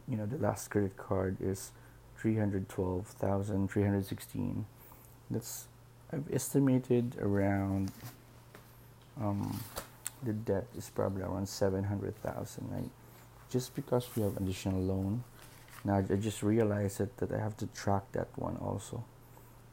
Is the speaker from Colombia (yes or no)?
no; Philippines; I'm a Filipino. I live in the Philippines for a long time